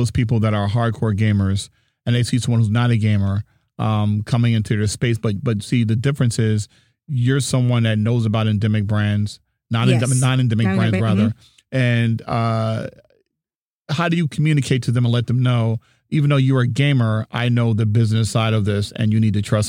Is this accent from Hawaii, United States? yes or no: yes; Hawaii, United States; You know, I grew up in Hawaii.